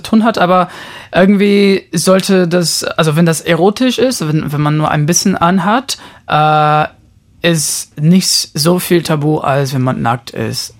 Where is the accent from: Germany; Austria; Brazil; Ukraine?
Brazil; São Paulo; moved away; ich bin in Brasilien geboren, in São Paulo